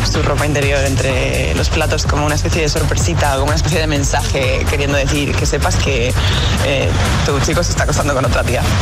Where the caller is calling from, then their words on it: Madrid, Community of Madrid, Spain; Buenos días, agitadores. … de Carabanchel